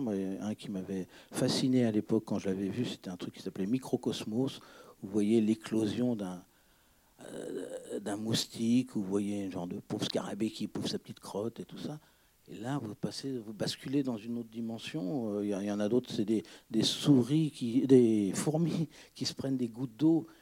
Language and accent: French; Breton, Brittany, France; moi je suis breton